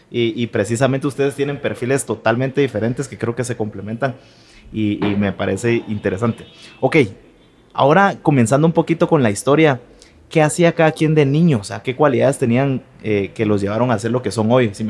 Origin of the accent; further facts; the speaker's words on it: Guatemala City, Guatemala Department, Guatemala; crecí pues aquí en Guate.